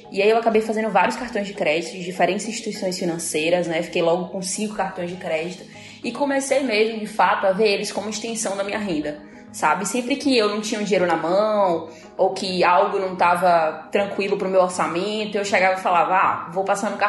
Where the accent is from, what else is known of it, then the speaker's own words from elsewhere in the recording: Salvador, Bahia, Brazil; sou de Salvador, Bahia.